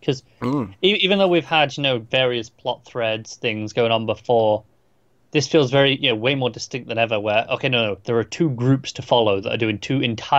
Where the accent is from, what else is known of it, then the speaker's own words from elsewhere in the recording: England, United Kingdom; I say it as an Englishman.